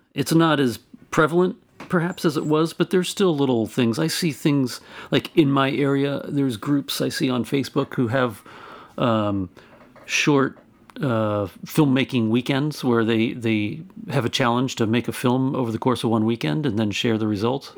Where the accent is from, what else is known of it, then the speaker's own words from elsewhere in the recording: Albany, California, United States; my hometown of Albany, California.